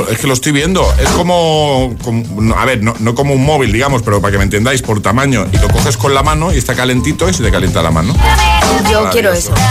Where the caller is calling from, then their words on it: Valencia, Valencian Community, Spain; de Valencia.